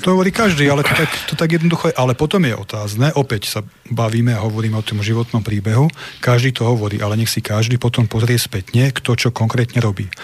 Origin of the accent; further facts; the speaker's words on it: Nitra, Nitra Region, Slovakia; u nás v Nitre na Chrenovej